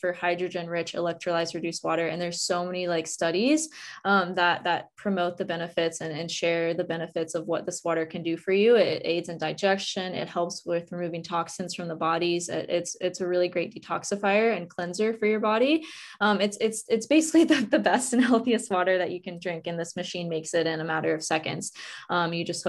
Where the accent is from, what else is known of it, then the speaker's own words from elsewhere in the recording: West Virginia, United States; now in Hawaii, United States; I grew up in West Virginia